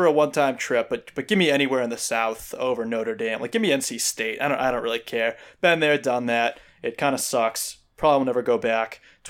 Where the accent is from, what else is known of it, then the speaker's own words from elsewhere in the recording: Ireland; I'm from Ireland, so